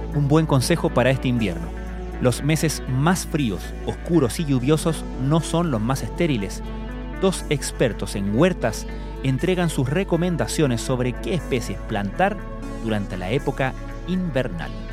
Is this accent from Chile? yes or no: yes; Chile